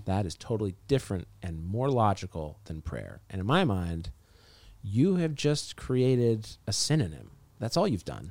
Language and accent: English; Orem, Utah, United States; moved away as an adult; also born or lived in North Carolina / Montreal, Canada; now in Los Angeles, United States; when I was growing up in Utah